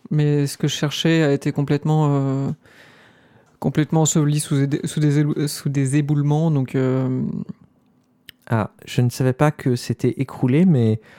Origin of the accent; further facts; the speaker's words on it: California, United States; je viens de Californie, mais vous savez, moi je suis pas... J'ai pas vraiment voyagé avant, en fait, c'est la première fois que je sors de de chez moi